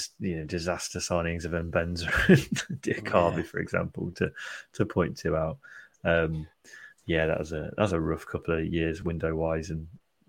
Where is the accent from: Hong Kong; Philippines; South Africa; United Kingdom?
United Kingdom; Midlands; I'm from the Midlands.